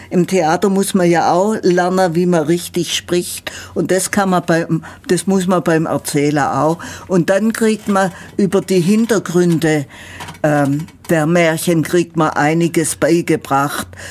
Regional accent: Ulm, Baden-Württemberg, Germany; accent: Ulmer Schwäbisch

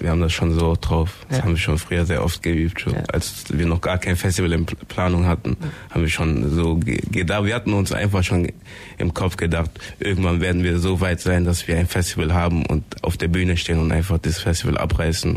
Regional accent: Ulm, Baden-Württemberg, Germany; ich komme auch ebenfalls aus Wieblingen

